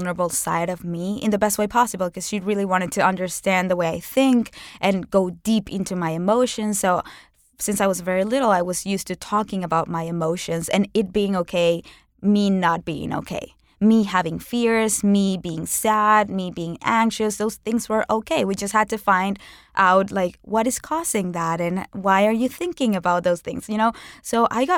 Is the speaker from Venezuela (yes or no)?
yes; Venezuela; moved away as an adult; now in United States; growing up in Venezuela, one of the most dangerous countries in the world